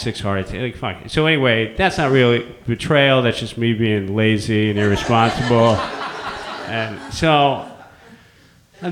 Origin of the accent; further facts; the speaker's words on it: San Francisco, California, United States; born and raised in San Francisco